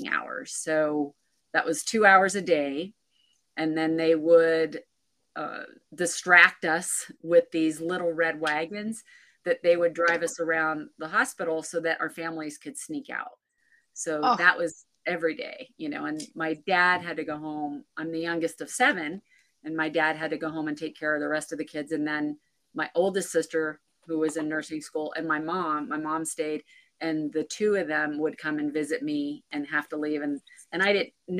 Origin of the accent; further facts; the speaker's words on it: central Pennsylvania, United States; moved away as an adult; So I'm originally from Pennsylvania, and I actually live now back where I was, where I grew up. I did move around for a bit and ended up back 15 minutes from where I grew up. So central Pennsylvania, kind of a small town, but just great place to grow up.